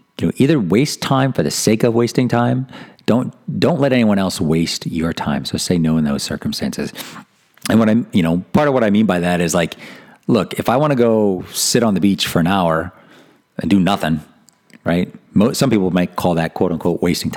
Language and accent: English; East Coast, United States; I was raised Catholic on the East Coast, and I'm half Italian